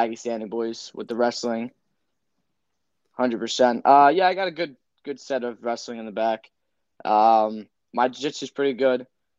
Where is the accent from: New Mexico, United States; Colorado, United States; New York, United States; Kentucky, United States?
New York, United States; Patchogue; my hometown, Pat Jog